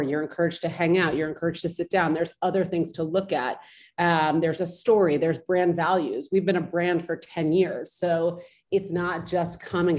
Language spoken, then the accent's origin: English; California, United States; now in New York, United States; I grew up in California